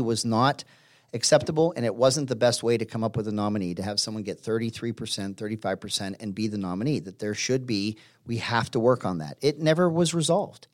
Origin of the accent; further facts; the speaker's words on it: Pittsburgh, Pennsylvania, United States; moved away; where I grew up in Pittsburgh and Pennsylvania